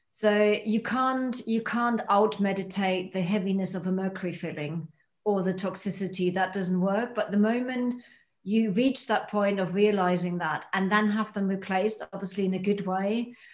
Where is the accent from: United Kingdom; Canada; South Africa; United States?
United Kingdom; by being a Brit, that's how you help people step into their power